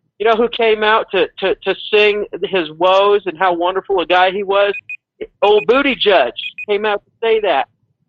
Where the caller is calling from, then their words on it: Mexico; in Mexico.